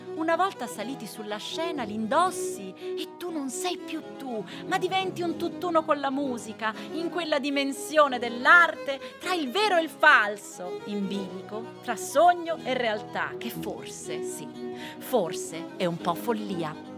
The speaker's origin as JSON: {"language": "Italian", "region": "Veneto", "country": "Italy", "also_born_or_lived": "Rome", "said": "io so veneta, nata a Roma con madre siciliana"}